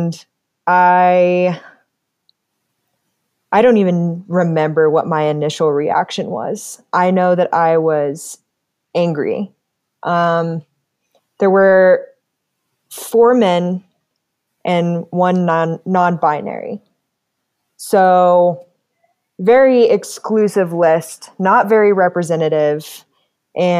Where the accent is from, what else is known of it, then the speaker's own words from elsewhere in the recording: Colorado Springs, Colorado, United States; also born or lived in Longmont, Colorado; I was born and raised here in Colorado Springs